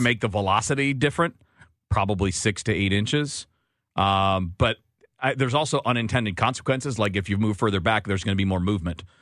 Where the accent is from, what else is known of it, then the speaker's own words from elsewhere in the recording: Detroit, Michigan, United States; I grew up in Detroit